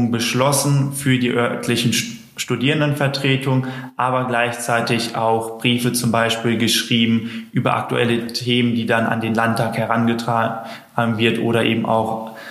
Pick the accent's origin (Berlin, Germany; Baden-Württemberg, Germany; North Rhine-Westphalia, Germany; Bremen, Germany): North Rhine-Westphalia, Germany; ich komme aus Nordrhein-Westfalen, hatten wir nicht so viel Kontakt